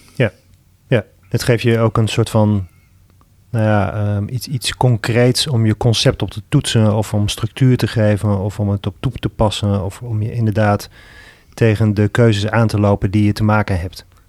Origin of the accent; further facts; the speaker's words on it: Zwolle, Overijssel, Netherlands; now in Breda, Netherlands; ik ben natuurlijk zelf een Zwollenaar. Ik heb hier twintig jaar gewoond